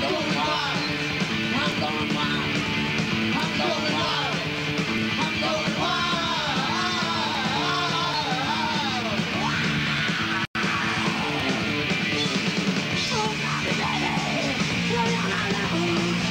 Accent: New York, United States; I'm from New York

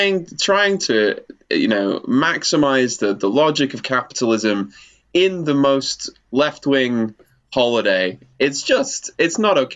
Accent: United Kingdom; as a Brit

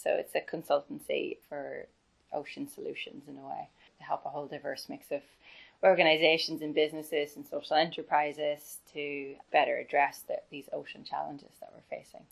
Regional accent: Ireland; the opportunities I had growing up in Ireland

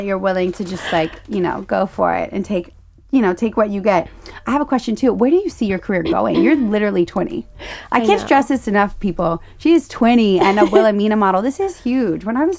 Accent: Louisiana, United States; I grew up in Louisiana.

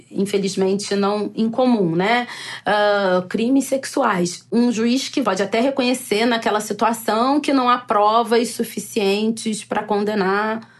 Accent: Rio de Janeiro, Brazil; born there; Eu nasci aqui no Rio, meus pais moram aqui no Rio desde criança, mas a minha família é de Salvador.

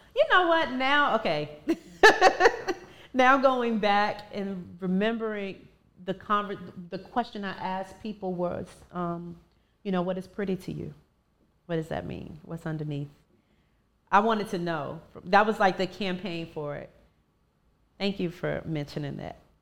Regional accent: Ivor, Virginia, United States; now in DMV area, United States; from my hometown, from Virginia

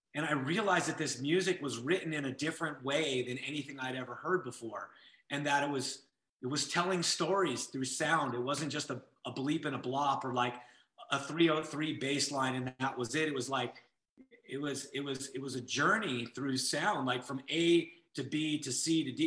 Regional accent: Santa Monica, California, United States; now in Las Vegas, United States; I grew up

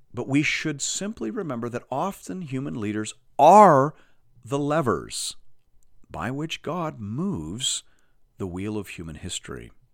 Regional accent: Canada; As a Canadian

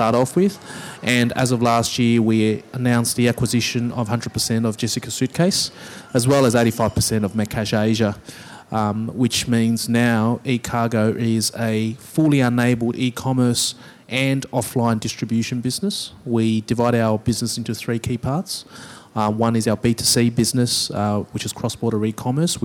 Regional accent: Australia; myself being Chinese Australian

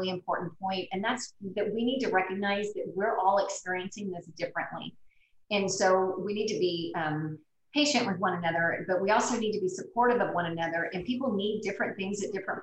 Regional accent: Brownsville, Texas, United States; I grew up in Brownsville, so I'm from the Valley.

